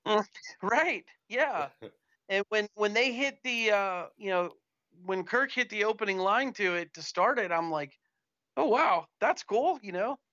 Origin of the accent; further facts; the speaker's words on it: Youngstown, Ohio, United States; I grew up in Youngstown, about 45 minutes from Pittsburgh